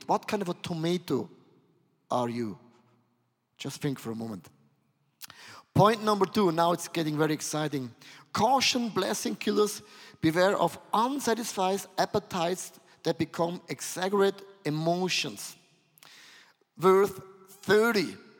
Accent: Switzerland; I'm from Switzerland

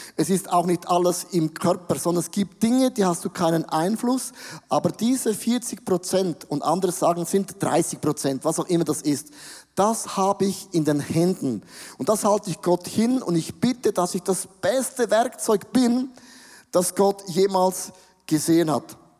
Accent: Switzerland; wir sind Schweizer

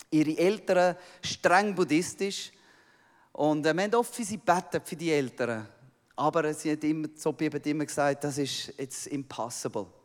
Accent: Switzerland; Ich komme aus der Schweiz, oder?

